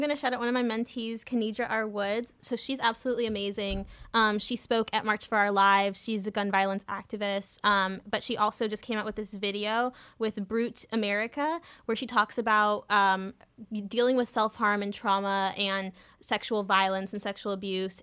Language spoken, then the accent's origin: English; Southern California, United States; I grew up in Southern California